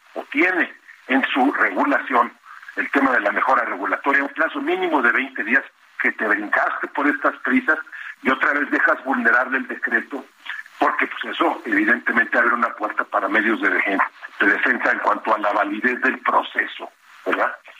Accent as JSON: {"language": "Spanish", "country": "Mexico"}